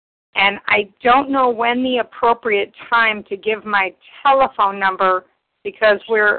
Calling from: Ohio, United States; My first initial is J, and I'm from Ohio.

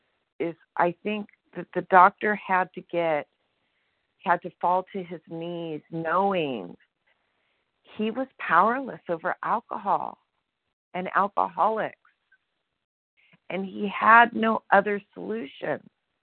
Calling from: Sonora, California, United States; I'm calling from Sonora, California.

